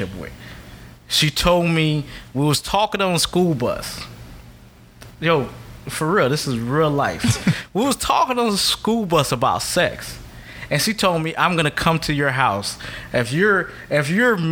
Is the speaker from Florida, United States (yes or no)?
yes; South Florida, United States; I grew up and raised in South Florida all my life. I grew up in a Catholic Haitian household